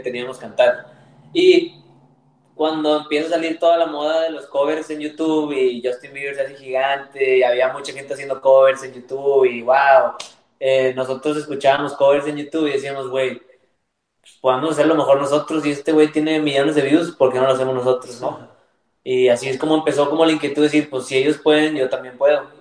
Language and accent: Spanish; Monterrey, Nuevo León, Mexico; also born or lived in Miami, United States; now in Los Angeles, United States; nosotros somos de México, de Monterrey